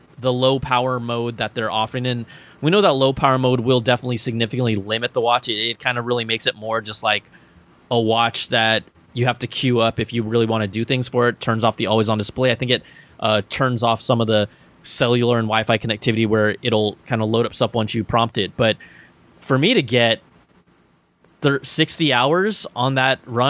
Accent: Bay Area, California, United States; I'm from the Bay Area.

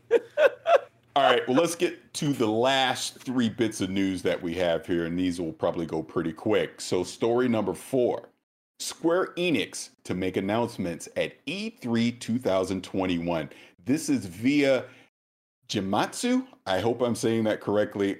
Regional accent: the South, United States; I'm from the South

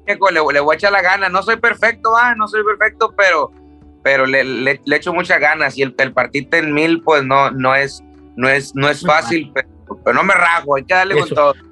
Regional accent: Tijuana, Baja California, Mexico; also born or lived in Culiacán, Sinaloa, Mexico; me siento de Tijuana porque me crié en Tijuana

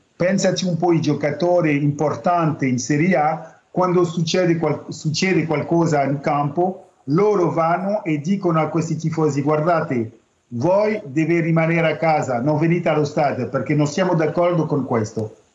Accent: France; noi francesi

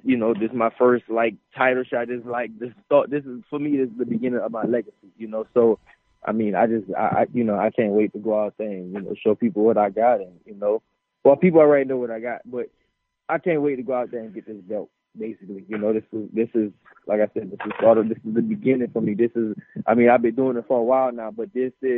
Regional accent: New Orleans, Louisiana, United States; now in Houston, United States; I'm from New Orleans

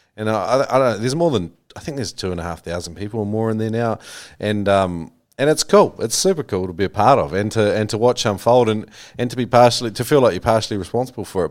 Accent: New Zealand; that was a real common one I grew up with in New Zealand

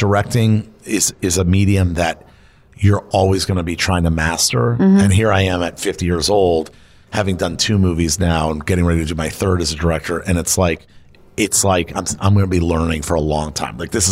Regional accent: Florida, United States; now in Los Angeles, United States; Florida, that's like my home state

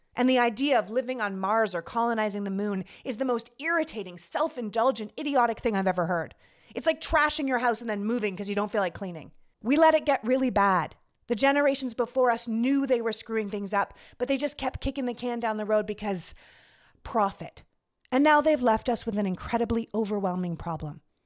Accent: Toronto, Ontario, Canada; moved away as an adult; also born or lived in Montreal, Canada / New York, United States; now in United States; I was born and raised in Canada. I'm from Toronto

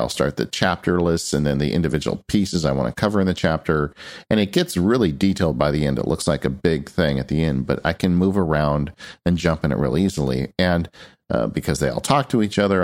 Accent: California, United States; I'm from California

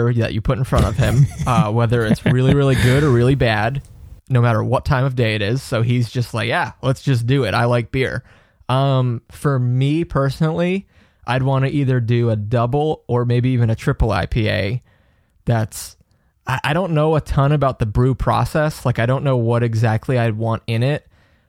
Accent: North Carolina, United States; I'm from North Carolina.

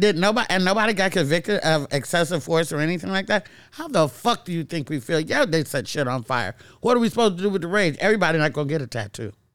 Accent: Castro Valley, California, United States; also born or lived in Oakland; moved out of Oakland to Castro Valley

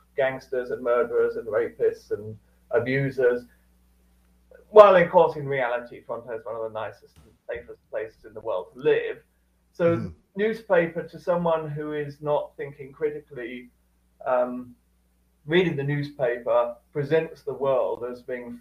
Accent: Cambridge, East of England, United Kingdom; I grew up in Cambridge, UK

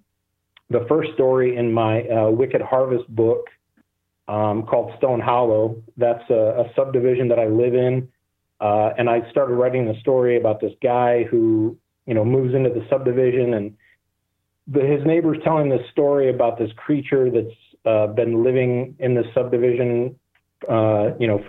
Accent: Michigan, United States; I'm born and raised in Michigan

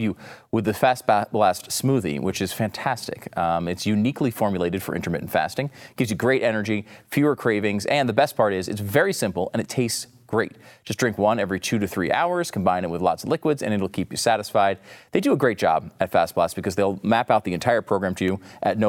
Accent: Northeast, United States; I grew up in the Northeast. I went to Action Park.

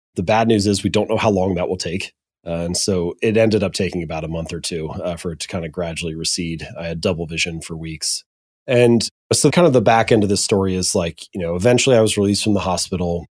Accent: Hamilton, Ohio, United States; now in Columbus, United States; I'm an Ohio boy. I was born and raised in Hamilton, Ohio.

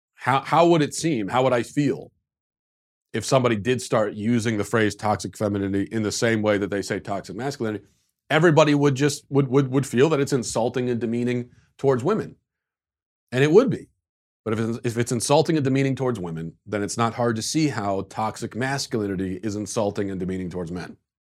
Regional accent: United States; as an American

